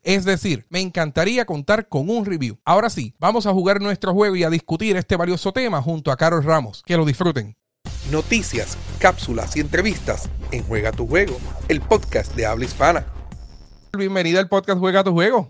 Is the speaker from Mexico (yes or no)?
no; Aibonito, Puerto Rico; yo soy de Ay Bonito